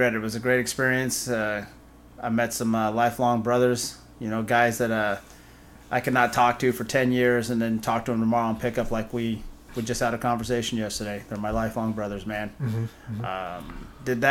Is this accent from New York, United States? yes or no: no; Covington, Washington, United States; born or raised there; moved away as an adult; also born or lived in Burien, Washington